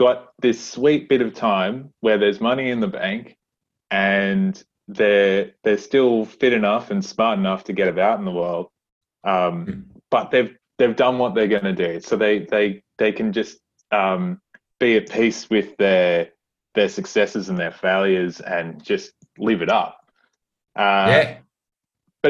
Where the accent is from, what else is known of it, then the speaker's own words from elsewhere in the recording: Sydney, New South Wales, Australia; I'm from Western Sydney